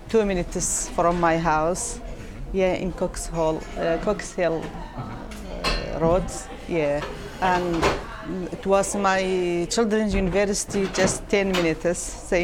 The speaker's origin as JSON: {"language": "English", "country": "Iraq", "second_language": "English", "moved": "as an adult", "lives_now": "Glasgow, United Kingdom", "said": "I am from Iraq"}